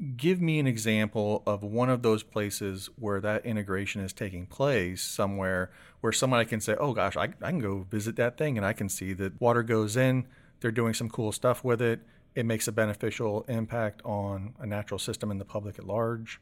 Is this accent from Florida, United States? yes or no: yes; Seffner, Florida, United States; I grew up in Sefner, so it was smack dab between the Florida State Fair and the Strawberry Festival